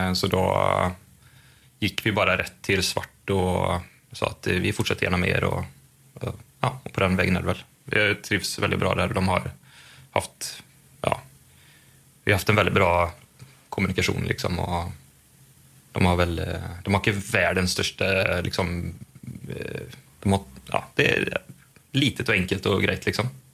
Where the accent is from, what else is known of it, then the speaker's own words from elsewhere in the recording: Sweden; vi är ju svenskar och har EU-pass